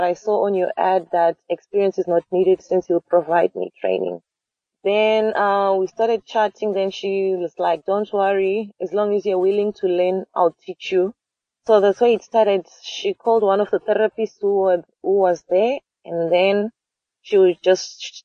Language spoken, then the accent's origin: English; Zimbabwe; moved away as an adult; now in South Africa; I was born in Zimbabwe, and I came to South Africa when I was 19